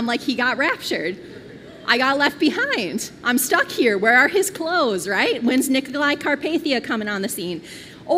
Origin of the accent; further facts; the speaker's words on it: Twin Cities, Minnesota, United States; I grew up here in the Twin Cities